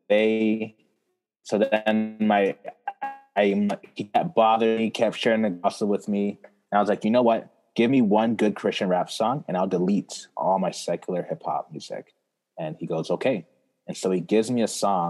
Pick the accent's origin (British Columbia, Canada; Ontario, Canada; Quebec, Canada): Ontario, Canada; Toronto; also born or lived in Brampton, Ontario / Ghana (parents); I was born here in Toronto. And I lived in Toronto with my family till I was 10. So when I was 10, we moved to Brampton, Ontario